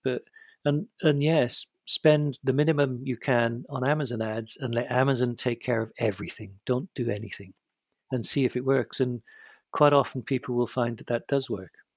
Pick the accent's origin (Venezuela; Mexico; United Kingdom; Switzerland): United Kingdom; I'm British